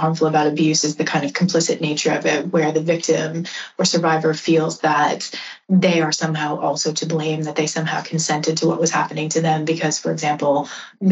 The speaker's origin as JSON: {"language": "English", "country": "United States", "also_born_or_lived": "New York", "accent": "American", "moved": "as an adult", "lives_now": "United Kingdom", "said": "I am American, as I'm sure you can hear from my accent"}